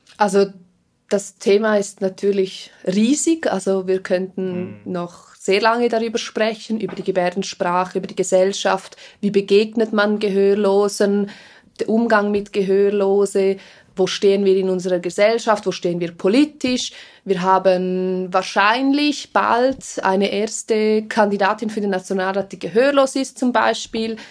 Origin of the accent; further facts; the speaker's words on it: Engadin, Graubünden, Switzerland; first language Swiss German Sign Language; auch mit Deutsch, auch mit Rätromanisch, weil wir ja aus dem Engadin sind